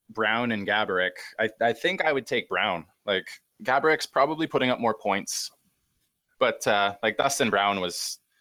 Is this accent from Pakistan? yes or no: no; Great Plains of Western Canada, Canada; always lived in Canada